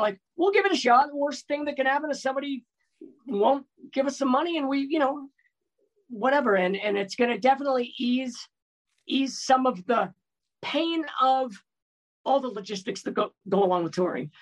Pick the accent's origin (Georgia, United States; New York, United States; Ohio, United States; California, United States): California, United States; Bay Area; I grew up in the Bay Area